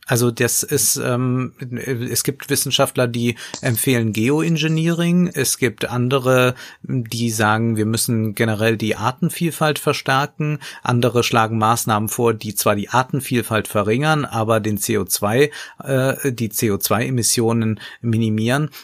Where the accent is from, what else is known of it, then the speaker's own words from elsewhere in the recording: Koblenz, Rhineland-Palatinate, Germany; Also daher komme ich, ich komme aus Koblenz